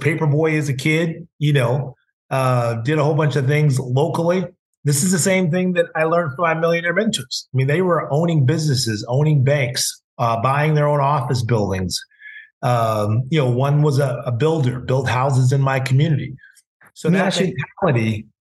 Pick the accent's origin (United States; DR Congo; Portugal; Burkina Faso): United States; Carmel, California; Gus Martin would come to my hometown because, you know, my Uncle AJ and John Walton, who owned the radio stations, were from Texas, but they moved to Carmel, which is a very upscale town in California